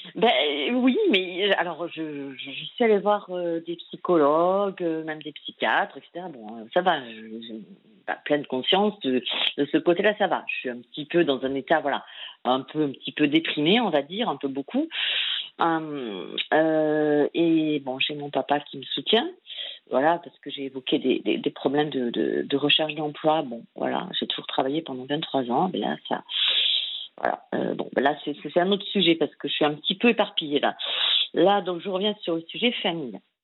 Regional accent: Lot, Occitania, France; je suis originaire du Lot et là je suis à Biarritz

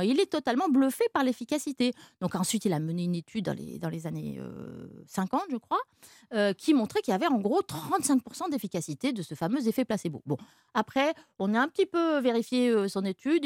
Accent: France; chez nous en France

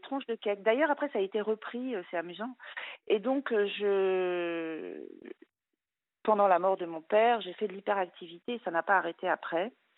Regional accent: France; moved away as an adult; also born or lived in Luxembourg; je voulais rentrer en France

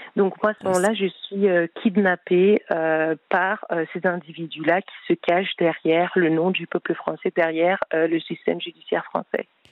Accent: Spain; first language Spanish; French is a second language; now in Paris, France; j'ai de la famille en Espagne. Je passe beaucoup de temps en Espagne. Enfin, bah, enfin, j'ai d'ailleurs fait mon enfance, ma langue maternelle c'est l'espagnol

